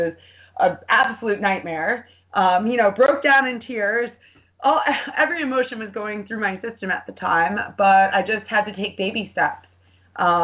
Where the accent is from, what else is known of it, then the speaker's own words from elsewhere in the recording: New York, United States; being a New Yorker